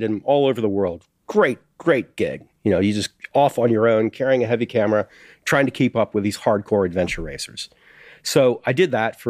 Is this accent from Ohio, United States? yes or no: yes; Ohio, United States; moved away as an adult; I grew up in Ohio.